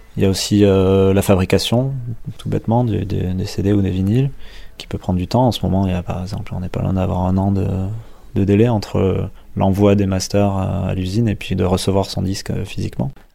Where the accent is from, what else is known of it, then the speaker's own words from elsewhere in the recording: Dax, Nouvelle-Aquitaine, France; also born or lived in Basque Country; je suis né à Dax, pas très loin